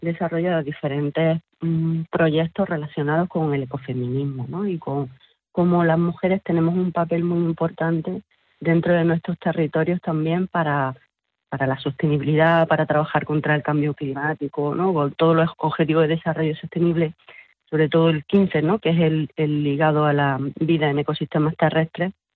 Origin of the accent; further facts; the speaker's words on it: Sierra de las Nieves, Andalusia, Spain; Nosotras somos todas eh, mujeres de aquí, de estos nueve pueblos de Sierra de las Nieves